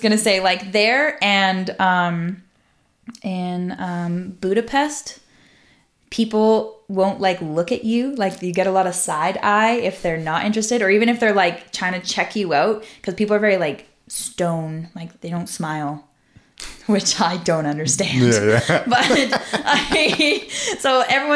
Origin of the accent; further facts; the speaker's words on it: Central Alberta, Canada; moved away; I'm from Central Alberta.